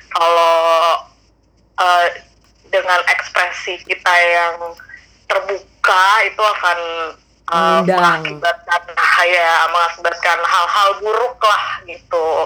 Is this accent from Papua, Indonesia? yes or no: no; Jakarta, Indonesia; born there; gue gue aja bahkan lahir tuh udah di Jakarta Jakarta tuh di Pulau Jawa tapi bukan Jawa menurut